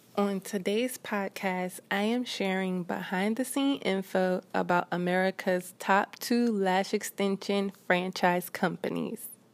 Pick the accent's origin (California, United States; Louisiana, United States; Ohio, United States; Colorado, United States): Louisiana, United States; Baton Rouge; moved away as an adult; now in Houston, United States; my hometown of Baton Rouge